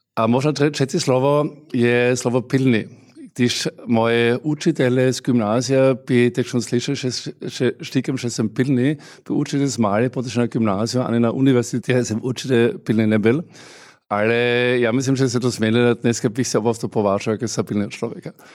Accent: Austria; Czech is a second language; now in Czech Republic; já jsem samozřejmě hrdý Rakošánem

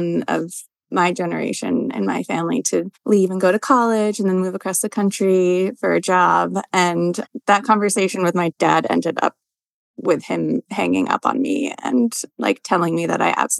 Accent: Rhode Island, United States; moved away as an adult; also born or lived in Boston / Ireland / California; now in Vermont, United States; I'm from Rhode Island and lived sort of in Ireland and then California, then back in Rhode Island, and then we found our dream farm here.

